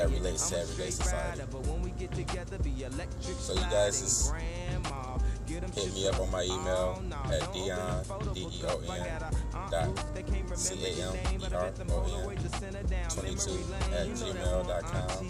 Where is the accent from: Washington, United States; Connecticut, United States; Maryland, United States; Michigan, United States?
Michigan, United States; Detroit; I'm from Detroit, Michigan